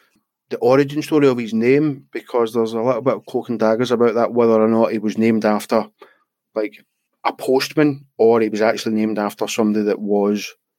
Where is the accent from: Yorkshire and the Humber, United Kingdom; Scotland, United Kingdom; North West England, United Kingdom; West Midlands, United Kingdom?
Scotland, United Kingdom; I'm Scottish.